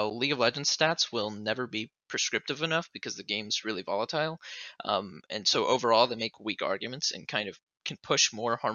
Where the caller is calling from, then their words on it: Rolla, Missouri, United States; Rolla, Missouri.